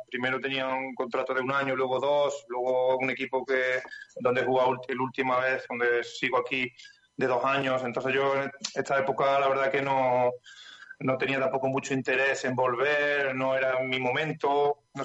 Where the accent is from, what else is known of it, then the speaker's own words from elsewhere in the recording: Estepa, Andalusia, Spain; Yo de Estepa, Estepa, Sevilla.